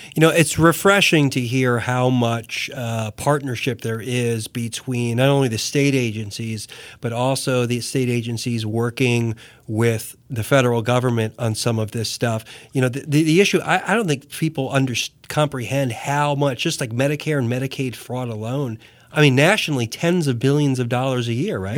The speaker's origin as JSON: {"language": "English", "region": "New Jersey", "country": "United States", "moved": "yes", "said": "I come from New Jersey."}